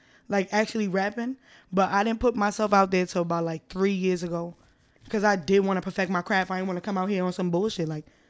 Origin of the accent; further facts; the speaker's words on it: New York City, New York, United States; I'm coming from the Bronx. Born and raised in the Bronx.